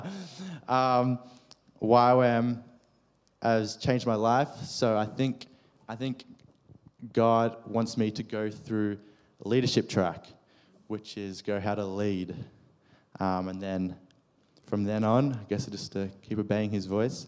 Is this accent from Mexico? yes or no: no; Australia; accent: Australian; my Australian accent